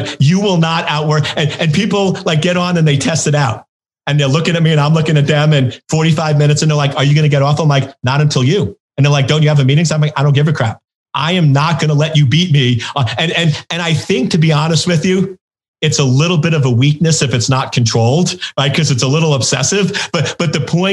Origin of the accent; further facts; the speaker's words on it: New York, United States; I grew up in New York